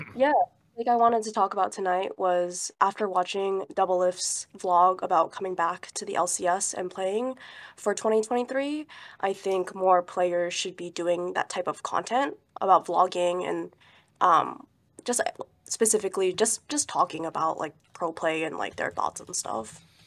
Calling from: Southern California, United States; calling from Southern California.

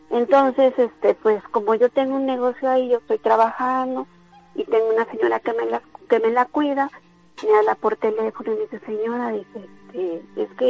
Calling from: Córdoba, Veracruz, Mexico; yo vivo aquí en el centro de Córdoba.

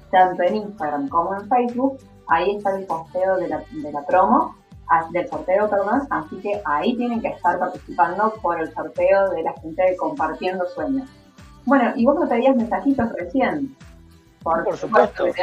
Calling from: Córdoba, Argentina; Quiero participar por el sorteo … de Córdoba Capital.

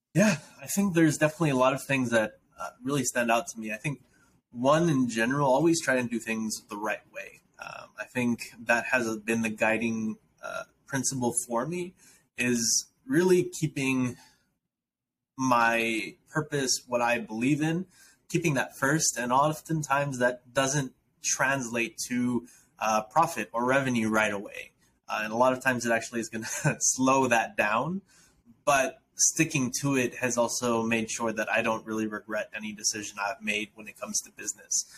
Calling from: Matamoros, Tamaulipas, Mexico; I am calling in from Matamoros, Mexico, actually, where my wife and I have a nonprofit um, where we're serving youth in underprivileged communities that we actually live in.

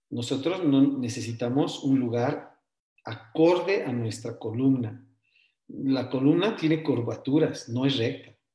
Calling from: Cochabamba, Bolivia; Bueno, yo soy de acá de Cochabamba

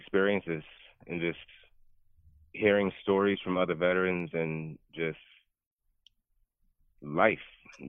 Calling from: Baltimore, Maryland, United States; from Baltimore again.

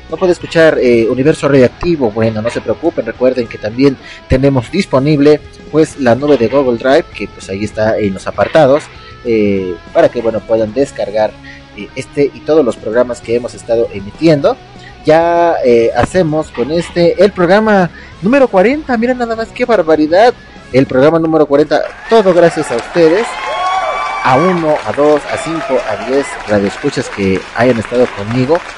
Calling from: Ecuador; ah, bueno … saludándoles desde Ecuador, algún lugar en Ecuador.

